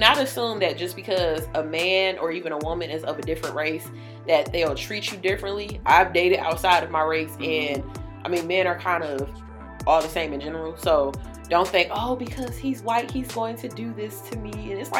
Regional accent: Jamaica; running a business because I'm a Jamaican

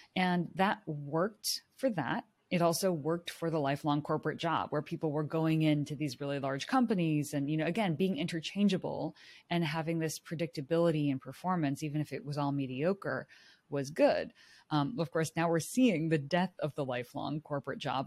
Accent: Silicon Valley, California, United States; I grew up in Silicon Valley in, like, the heart of high-tech, urban culture

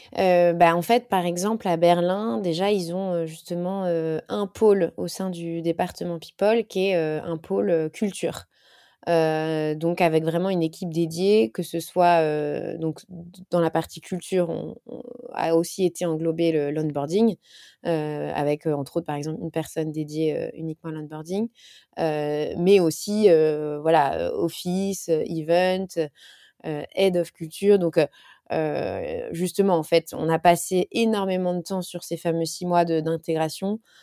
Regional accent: France; en tant que Français

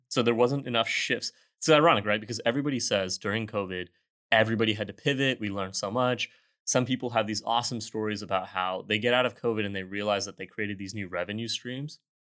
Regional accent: Houston, Texas, United States; also born or lived in Austin; I am from Houston

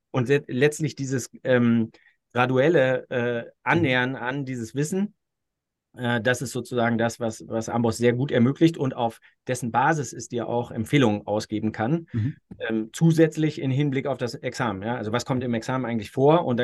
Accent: Austria; ich kann mich als Österreicher daran äh, so weit orientieren, wie die deckungsgleich sind mit dem, was ich in Österreich vorfinde

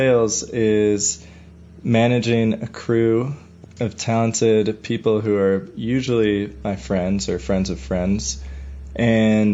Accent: Chicago, Illinois, United States; I grew up in Bucktown. I went to Lincoln Park High School.

